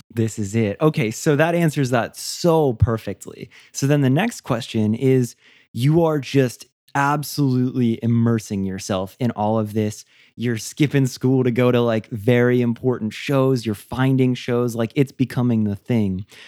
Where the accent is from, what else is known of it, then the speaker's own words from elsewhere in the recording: United States; growing up in the States